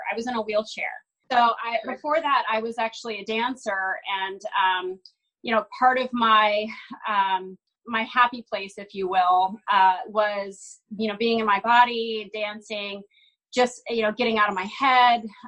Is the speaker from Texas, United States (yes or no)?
yes; Austin, Texas, United States; I grew up in Austin, Texas